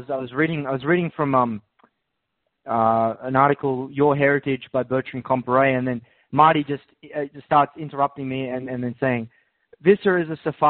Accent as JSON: {"language": "English", "region": "Scotland", "country": "United Kingdom", "said": "Well, apparently I'm a Scottish Jew."}